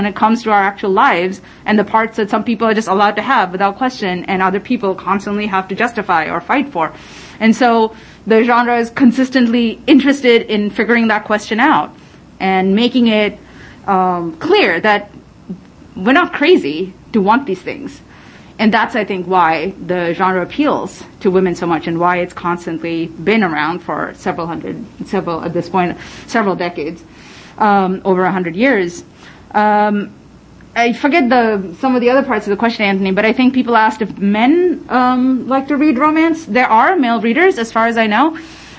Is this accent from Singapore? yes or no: no; United Arab Emirates; When I was a young man, a teenager in, growing up in the Middle East, in the United Arab Emirates, somehow they were in their library shelves.